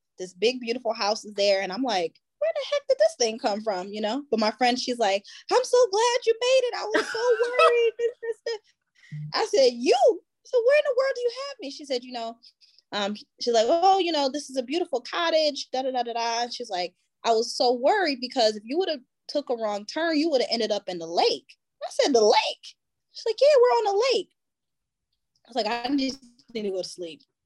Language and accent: English; Buffalo, New York, United States; moved away; I'm originally from Buffalo, New York, so I usually drive to Buffalo, drop my kids off